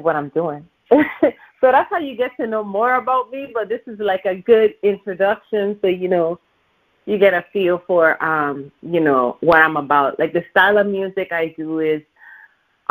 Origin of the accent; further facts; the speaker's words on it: U.S. Virgin Islands; now in Los Angeles, United States; I'm actually originally from St. Thomas, Virgin Islands